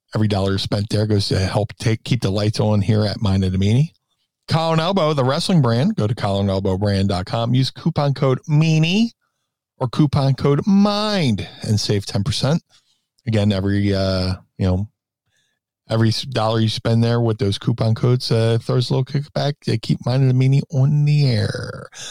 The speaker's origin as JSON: {"language": "English", "town": "Philadelphia", "region": "Pennsylvania", "country": "United States", "said": "being a Philadelphian and being a sports junkie"}